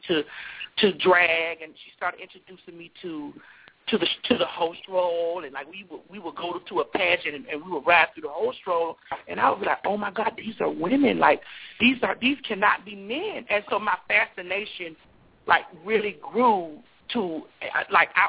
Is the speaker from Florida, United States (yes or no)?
yes; Miami, Florida, United States; I'm from Miami